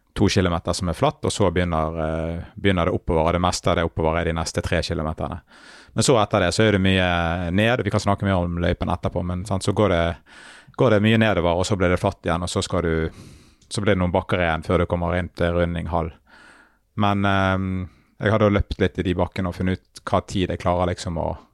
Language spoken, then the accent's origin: Norwegian; Bergen, Vestland, Norway; min hjemby